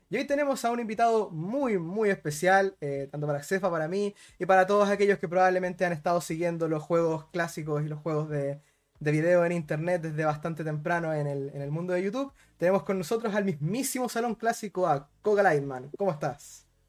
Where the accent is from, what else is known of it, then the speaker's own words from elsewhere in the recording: Rancagua, O'Higgins, Chile; como soy de Rancagua, no soy de Santiago